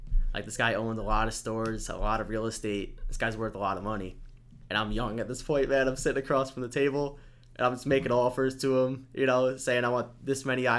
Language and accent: English; West Islip, New York, United States; West Islip.